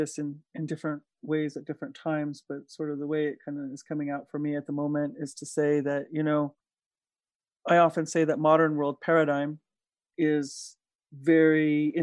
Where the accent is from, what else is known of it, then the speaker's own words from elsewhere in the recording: Diné Nation, Navajo Nation, United States; now in Taos, United States; I come from Diné Nation. As my daughter says, people know us incorrectly as Navajo